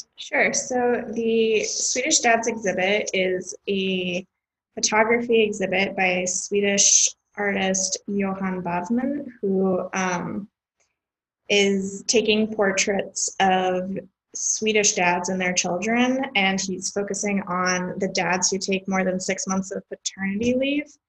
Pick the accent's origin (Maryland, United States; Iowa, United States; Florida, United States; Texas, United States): Iowa, United States; moved away as an adult; also born or lived in Washington, D.C.; now in Chicago, United States; was born in Iowa and raised